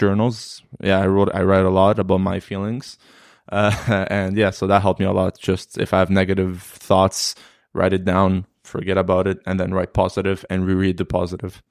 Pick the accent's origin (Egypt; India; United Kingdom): Egypt; Alexandria, Alexandria Governorate; now in Canada; I'm from Alexandria, so I just did tournaments in Alexandria